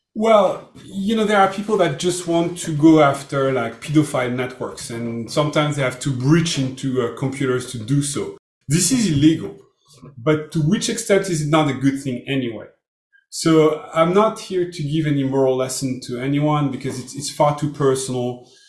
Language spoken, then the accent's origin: English; Brittany, France; English is a second language; I'm from France, but from the west shore of Brittany.